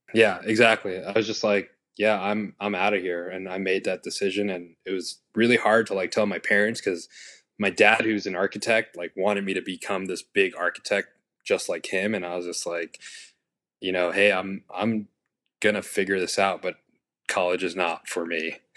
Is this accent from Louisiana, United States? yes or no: no; New York City, New York, United States; I was born and raised in Queens, New York, city boy